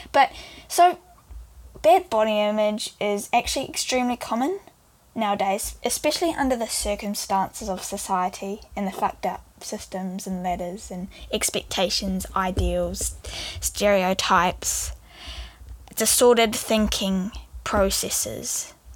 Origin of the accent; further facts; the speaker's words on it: New Zealand; I am 16 years old and I come from New Zealand